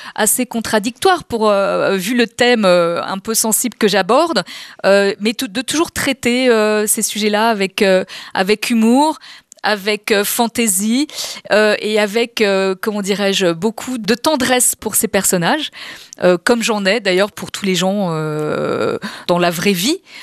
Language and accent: French; Paris, Île-de-France, France; je suis une vraie Parisienne.